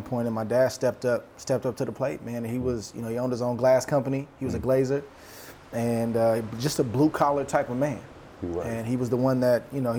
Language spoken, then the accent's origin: English; Hayward, California, United States; also born or lived in Oakland, California; I'm from the San Francisco Bay Area. Grew up a little bit, maybe 15, 20 minutes outside of San Francisco in a city called Hayward